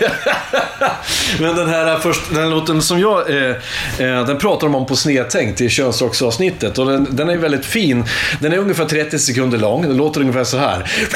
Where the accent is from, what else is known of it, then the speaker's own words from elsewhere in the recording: Iggesund, Gävleborg County, Sweden; jag är från Iggesund som ligger utanför Hudiksvall. Hudiksvall ligger i Hälsingland